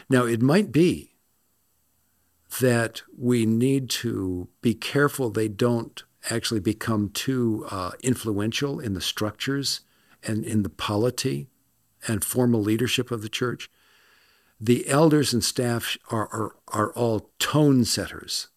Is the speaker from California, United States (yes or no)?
yes; Los Angeles, California, United States; moved away; also born or lived in Scotland; I'm from Los Angeles